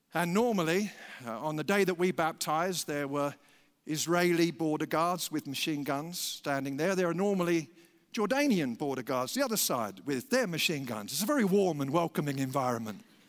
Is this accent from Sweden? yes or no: no; United Kingdom; we're British